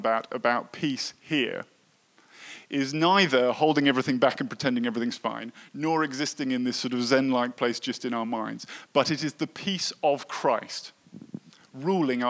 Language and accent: English; United Kingdom; I was brought up in Britain